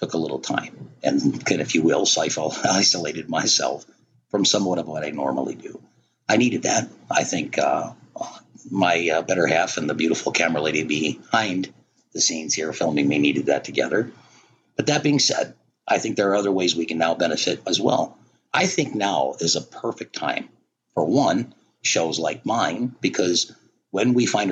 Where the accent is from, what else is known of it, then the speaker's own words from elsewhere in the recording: United States; I'm pretty much a diehard American. I'm proud to be an American. I'm proud I'm born here